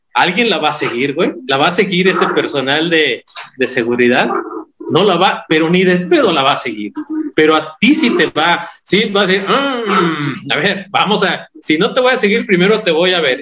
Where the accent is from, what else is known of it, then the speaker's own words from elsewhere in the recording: Mexico; yo crecí en Morales, en el barrio de Morales